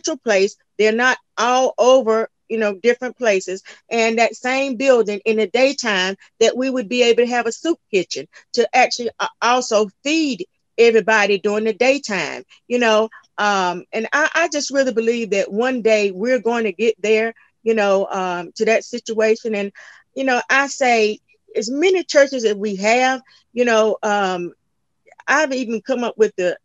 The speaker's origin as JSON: {"language": "English", "region": "North Carolina", "country": "United States", "moved": "yes", "lives_now": "Sumner County, Tennessee, United States", "said": "I'm actually originally from North Carolina"}